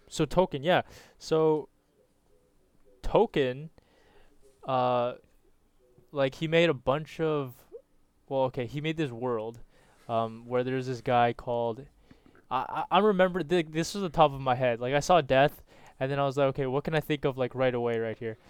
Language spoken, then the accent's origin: English; Canada; I'm a Canadian as well.